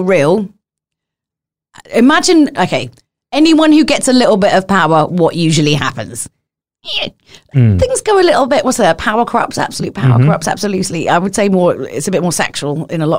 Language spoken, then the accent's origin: English; London, United Kingdom; I come from London.